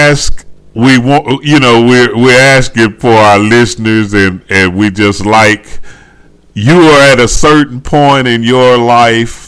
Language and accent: English; the South, United States; I'm from the South, and, you know, they, yeah, they say we talk slow